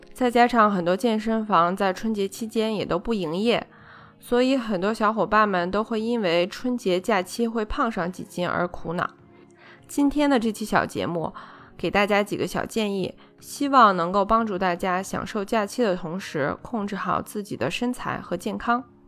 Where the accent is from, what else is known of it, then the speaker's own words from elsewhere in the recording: China; 我们中国人